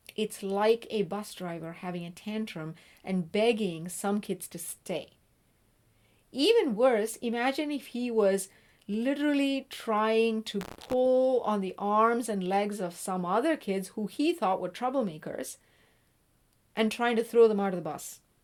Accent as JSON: {"language": "English", "region": "South India", "country": "India", "moved": "yes", "said": "I'm originally from South India."}